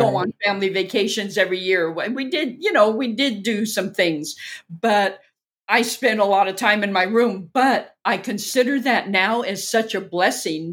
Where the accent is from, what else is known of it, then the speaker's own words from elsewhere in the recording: Orange County, Southern California, United States; moved away; also born or lived in Inglewood, California; I'm originally from Southern California. Born in Inglewood. And raised in Orange County